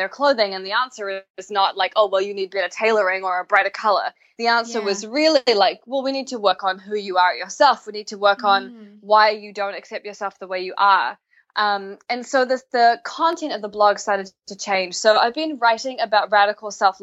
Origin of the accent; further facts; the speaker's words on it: New Zealand; moved away as an adult; I grew up in New Zealand and lived there till I was 22.